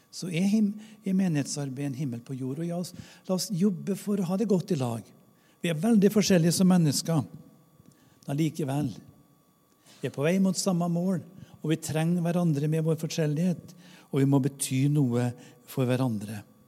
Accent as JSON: {"language": "Norwegian", "area": "Namdalen", "region": "Trøndelag", "country": "Norway", "tie": "born or raised there", "moved": "yes", "said": "Jeg har vokst opp i bygd i Namdalen uten kirke og kirkegård"}